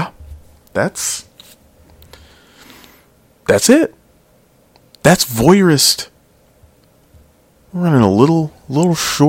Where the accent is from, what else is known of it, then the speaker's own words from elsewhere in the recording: Chicago, Illinois, United States; I was born in Chicago